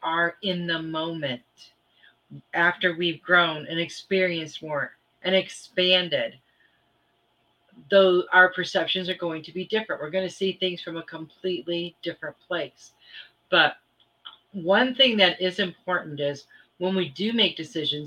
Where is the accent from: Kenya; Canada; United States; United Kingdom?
United States; Michigan; I grew up in Michigan